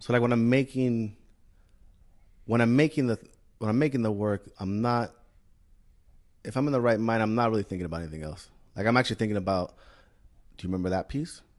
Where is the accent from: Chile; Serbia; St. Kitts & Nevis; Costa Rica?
Chile; moved away as an adult; also born or lived in Bay Area, California, United States; I grew up in Chile